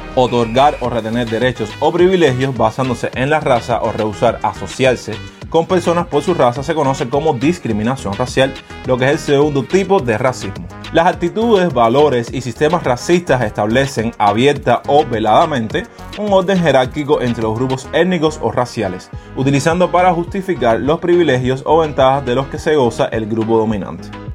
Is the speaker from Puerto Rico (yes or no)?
no; Cuba; en mi país, que es Cuba